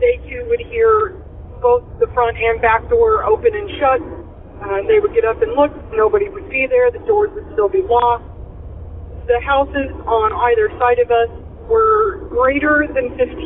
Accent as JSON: {"language": "English", "region": "Illinois", "country": "United States", "said": "I am from Illinois"}